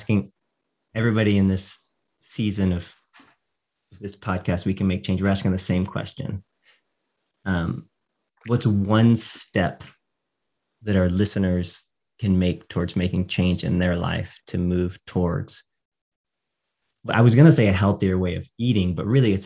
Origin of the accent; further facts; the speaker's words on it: Texas, United States; I grew up in Texas